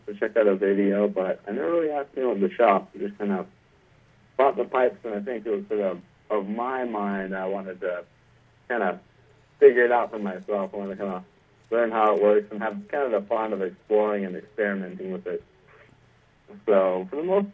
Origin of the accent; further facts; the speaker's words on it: Southern California, United States; I grew up in Southern California my entire life.